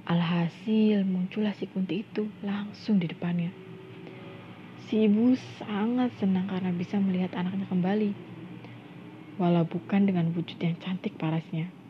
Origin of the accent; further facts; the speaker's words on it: Indramayu, West Java, Indonesia; teman-teman, aku sendiri asli dari Indramayu. Ya, Indramayu dan Cirebon itu sangat dekat lah ya.